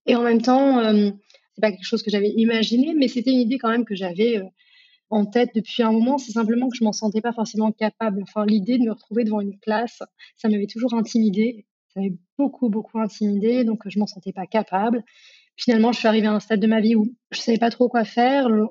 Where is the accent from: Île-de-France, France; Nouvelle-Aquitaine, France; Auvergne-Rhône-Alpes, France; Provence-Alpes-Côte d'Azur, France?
Auvergne-Rhône-Alpes, France; Grenoble; j'ai grandi à Grenoble, dans les montagnes